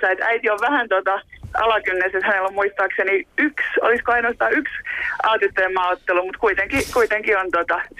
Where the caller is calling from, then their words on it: Germany; Täällä ollaan Saksasta käsin.